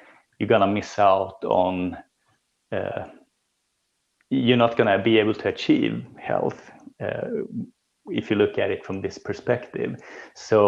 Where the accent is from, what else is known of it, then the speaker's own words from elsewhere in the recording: Sweden; growing up in Sweden